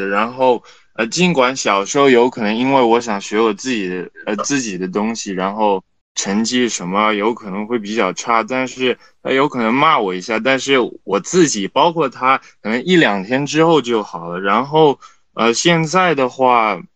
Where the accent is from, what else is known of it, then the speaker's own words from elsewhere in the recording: Shanghai, China; also born or lived in Italy; 我其实小时候一直是在上海长大的，然后我有可能只有，呃，暑假，呃，会回意大利，但是， 嗯， 因为我在国际学校